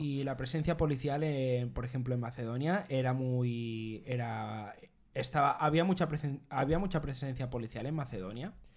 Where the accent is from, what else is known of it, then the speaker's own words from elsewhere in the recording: Mallorca, Balearic Islands, Spain; ambos somos de Mallorca